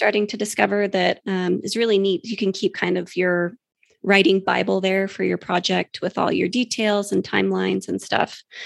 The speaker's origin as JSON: {"language": "English", "region": "New Mexico", "country": "United States", "said": "my home state of New Mexico, which I'm very familiar"}